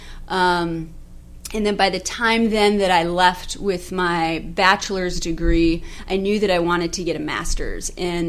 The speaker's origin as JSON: {"language": "English", "region": "Alaska", "country": "United States", "tie": "born or raised there", "said": "from that region, probably about an hour outside of Anchorage. So, so I grew up in Christian school"}